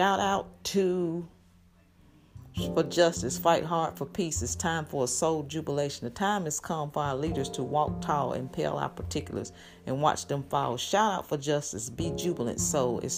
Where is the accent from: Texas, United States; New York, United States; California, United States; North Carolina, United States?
North Carolina, United States; Greensboro; We grew up in Greensboro, North Carolina, and we lived in the projects.